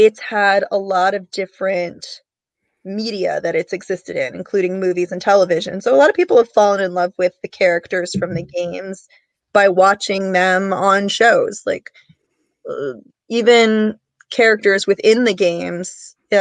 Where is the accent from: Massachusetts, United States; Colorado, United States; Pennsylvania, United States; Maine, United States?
Massachusetts, United States; My home state has the Boston Convention and Expo Center